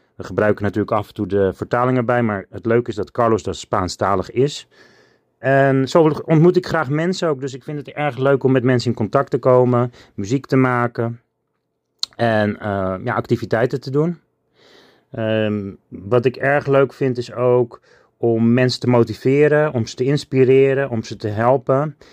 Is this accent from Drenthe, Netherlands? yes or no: no; Alkmaar, North Holland, Netherlands; Ik woon in Alkmaar. Ik ben geboren in Alkmaar op 5 augustus 1977